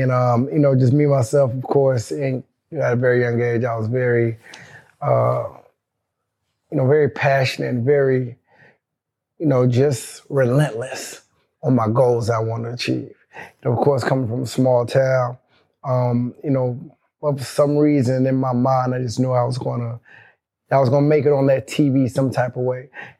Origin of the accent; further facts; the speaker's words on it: Polk County area, Central Florida, United States; also born or lived in Miami, Florida; I was born in Miami. Okay. You know, I was raised in Central Florida in LA, Polk County area.